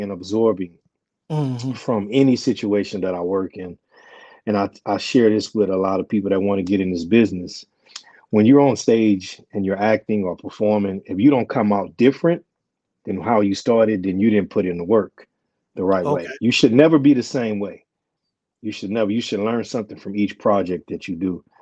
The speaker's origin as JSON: {"language": "English", "town": "Beaumont", "region": "Texas", "country": "United States", "tie": "born or raised there", "also_born_or_lived": "Southern California", "moved": "yes", "said": "born and raised in Beaumont, Texas"}